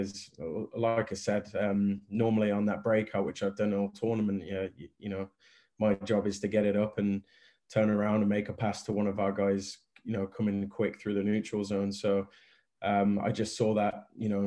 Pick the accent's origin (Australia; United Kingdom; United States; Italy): United Kingdom; Coventry, West Midlands; I've been very fortunate to play in Coventry in my hometown for this long